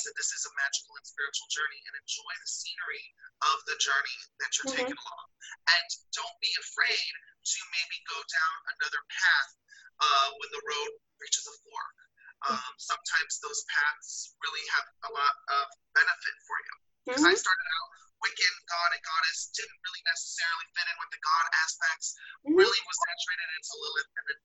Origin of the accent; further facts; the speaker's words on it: Midwest, United States; I'm from the Midwest